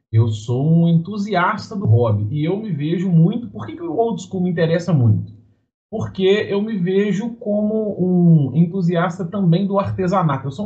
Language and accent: Portuguese; Minas Gerais, Brazil; Sou mineiro.